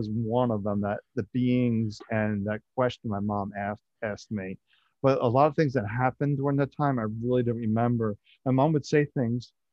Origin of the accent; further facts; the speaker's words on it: Philadelphia, Pennsylvania, United States; I was born in Philadelphia and I just grew up just outside Philadelphia